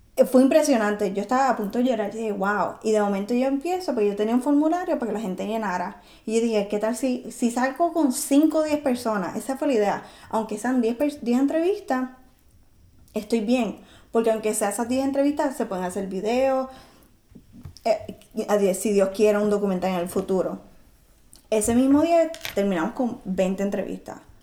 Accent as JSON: {"language": "Spanish", "country": "Puerto Rico", "moved": "yes", "lives_now": "Chicago, United States", "said": "quién es el puertorriqueño, quiénes somos y qué estamos haciendo aquí y por qué somos puertorriqueños"}